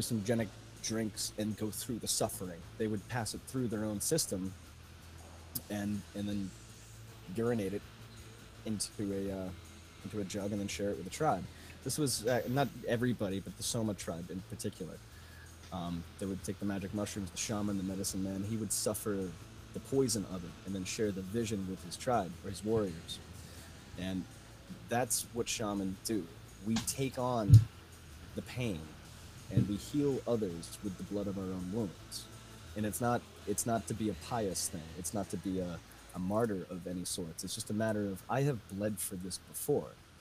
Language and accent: English; Boston, Massachusetts, United States; now in Connecticut, United States; I'm hailing from Connecticut, but I'm a Boston boy, born and bred.